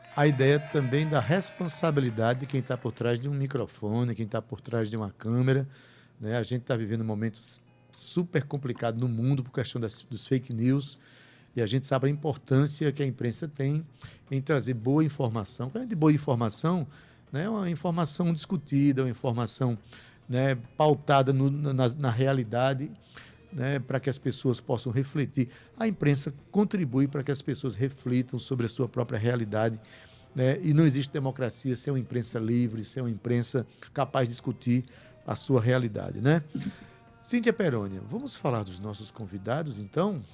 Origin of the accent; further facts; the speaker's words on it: Itabaiana, Paraíba, Brazil; eu nasci em Itabaiana, na, Paraíba